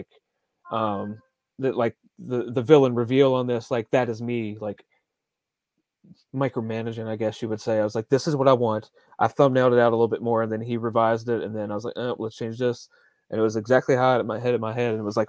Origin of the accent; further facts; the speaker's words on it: Greece; Like, I'm from Greece, and like, in this issue, but later on, there's a character from Greece, and he's excited.